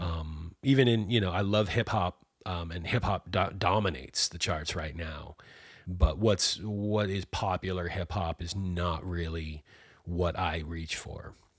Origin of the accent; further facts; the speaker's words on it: Massachusetts outside of Boston, United States; now in Maine, United States; I was born and raised in Massachusetts outside of Boston